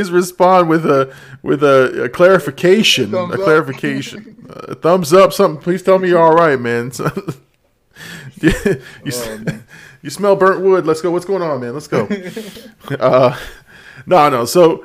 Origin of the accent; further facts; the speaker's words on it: Hollywood, Florida, United States; moved away as an adult; also born or lived in Dania Beach, Florida; now in Port St. Lucie, United States; where I came from or where like in Hollywood and in Dania and those areas where, you know, I went to high school